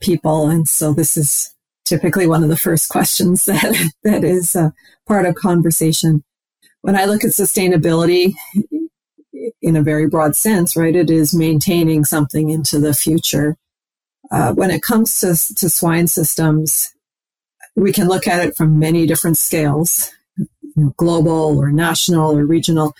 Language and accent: English; Saskatchewan, Canada; moved away as an adult; now in Minnesota, United States; I was born and raised in Saskatchewan